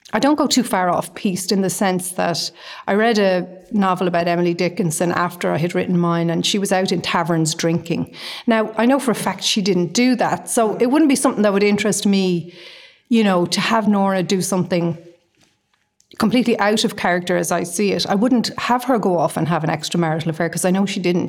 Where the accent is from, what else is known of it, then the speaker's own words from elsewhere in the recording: Dublin, Leinster, Ireland; now in Galway, Ireland; I live in Galway. I'm from Dublin.